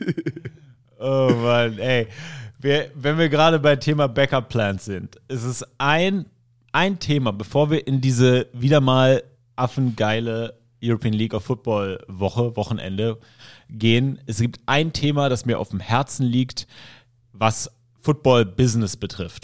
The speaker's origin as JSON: {"language": "German", "country": "Germany", "tie": "born or raised there", "also_born_or_lived": "Syria", "said": "ich bin aus dem Kinderheim aus Syrien ähm, adoptiert worden hier und bin dann nach Deutschland gekommen"}